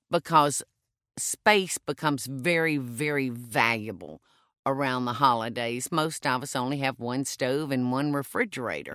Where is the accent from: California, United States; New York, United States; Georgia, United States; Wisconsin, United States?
Georgia, United States; South; accent: Southern; moved away as an adult; I was born in South Georgia and lived there the first forty years of my life.